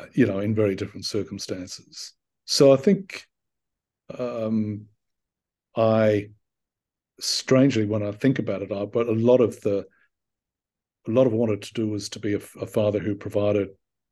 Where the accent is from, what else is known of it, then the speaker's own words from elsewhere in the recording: Australia; also born or lived in Ireland; long after I had moved my life from being a young kid in Ireland to living and working and essentially growing up in Australia and properly growing up.